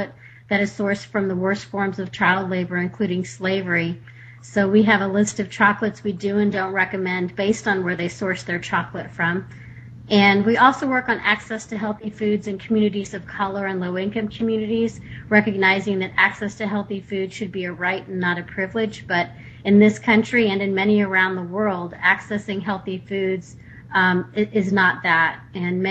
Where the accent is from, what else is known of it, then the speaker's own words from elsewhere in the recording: Texas, United States; now in Sonoma County, United States; I grew up in Texas